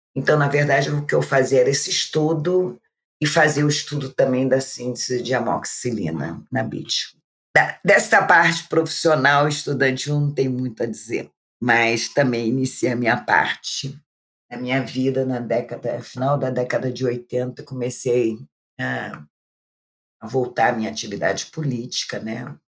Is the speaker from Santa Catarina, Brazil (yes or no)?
no; Rio de Janeiro, Brazil; eu sou aqui do Rio de Janeiro, né? Eu já sou uma pessoa idosa, como vocês sabem. Eu comecei minha vida muito cedo, minha vida de trabalho. Eu nasci na Penha